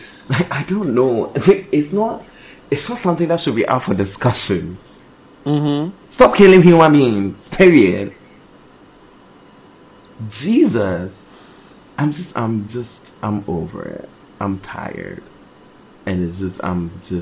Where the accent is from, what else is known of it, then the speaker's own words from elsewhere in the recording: New York City, New York, United States; I'm coming deep from the Bronx